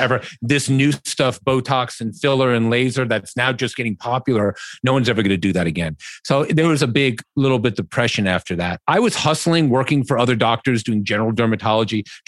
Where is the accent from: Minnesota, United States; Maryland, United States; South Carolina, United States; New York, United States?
New York, United States; New York City; I grew up on the Upper East Side